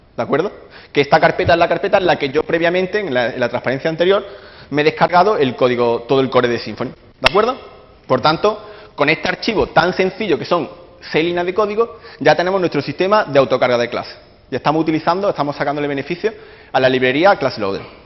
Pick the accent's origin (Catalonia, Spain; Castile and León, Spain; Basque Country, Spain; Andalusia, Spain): Andalusia, Spain; Córdoba; now in London, United Kingdom; vengo de Córdoba, eh, actualmente resido en Londres